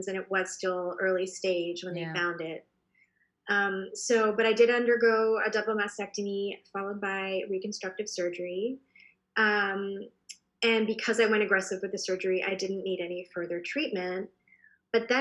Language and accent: English; Boston, Massachusetts, United States; moved away as an adult; also born or lived in New York; now in San Francisco, United States; I'm originally from the East Coast. I grew up in Boston